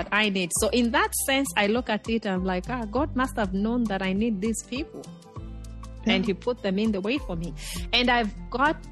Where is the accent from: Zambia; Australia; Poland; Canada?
Zambia; Chipata, Eastern Province; moved away as an adult; now in Virginia, United States; I grew up in Chipata, you know, in Zambia's eastern province